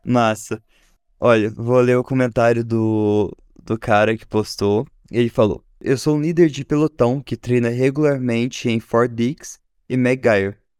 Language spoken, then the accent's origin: Portuguese; Varginha, Minas Gerais, Brazil; eu sou de Varginha